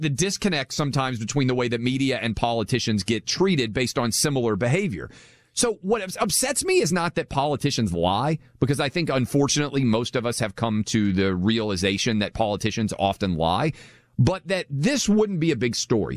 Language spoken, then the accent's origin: English; Nashville, Tennessee, United States; We're doing the show from Nashville, which is my hometown.